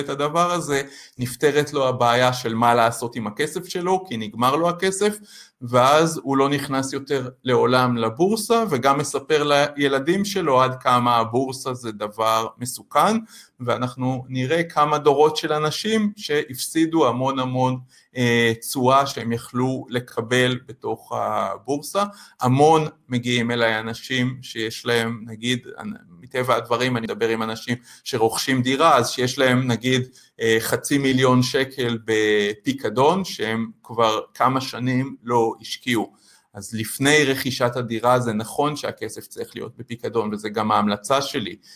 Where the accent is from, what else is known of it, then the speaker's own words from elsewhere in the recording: Israel; לנו כישראלים